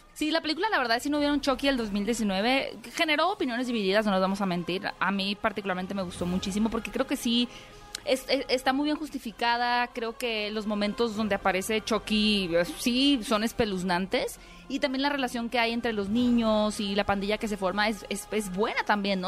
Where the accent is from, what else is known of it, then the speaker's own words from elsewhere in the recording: Mexico; como mexicanos